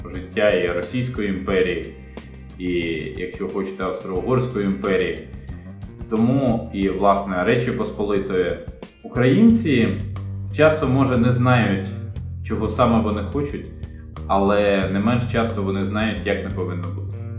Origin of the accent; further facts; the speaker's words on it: Ukraine; я народився і виріс в Україні, 45 років прожив вже тут